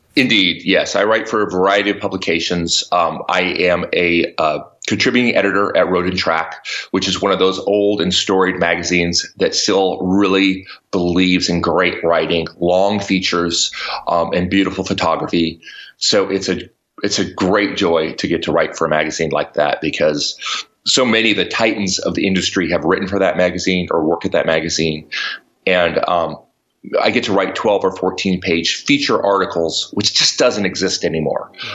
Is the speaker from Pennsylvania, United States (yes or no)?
no; New Mexico, United States; moved away; also born or lived in New York City; I grew up in New Mexico on a ranch